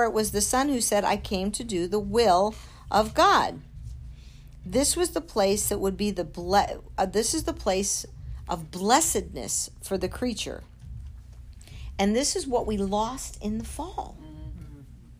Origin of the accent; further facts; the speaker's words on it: United States; we as Americans, as American Christians